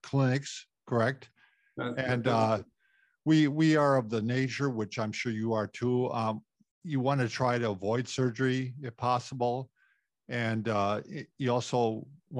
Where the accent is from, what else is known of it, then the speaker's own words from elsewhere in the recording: Norwood Young America, Minnesota, United States; I'm from Norwood, Young America